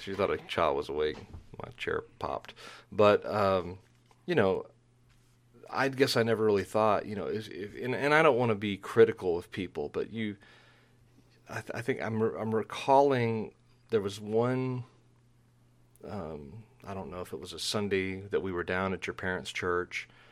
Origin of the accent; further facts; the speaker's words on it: Dallas–Fort Worth Metroplex, Texas, United States; I grew up in the Metroplex there in that sprawling suburban jungle between, um, Dallas and Fort Worth